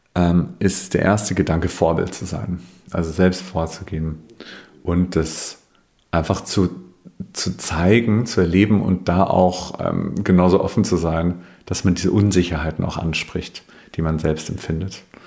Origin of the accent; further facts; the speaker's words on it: Bavaria, Germany; Ich komme aus Bayern, das hört man vielleicht manchmal